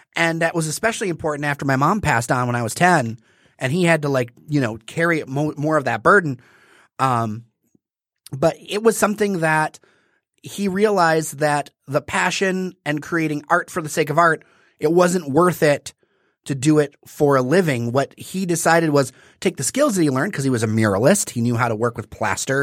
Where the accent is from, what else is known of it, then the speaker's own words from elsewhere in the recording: Detroit, Michigan, United States; I'm from the East Side. I split my time between uh, the park over there and Indian Village